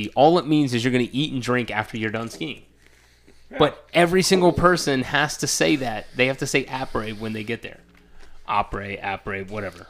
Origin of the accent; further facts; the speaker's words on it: the South, United States; I'm from the South.